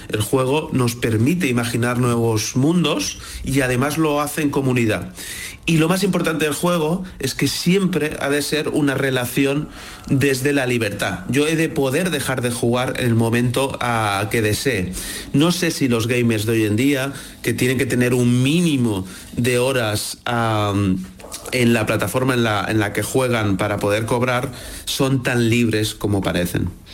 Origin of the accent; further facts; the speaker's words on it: Barcelona, Catalonia, Spain; nací en 1980 en Barcelona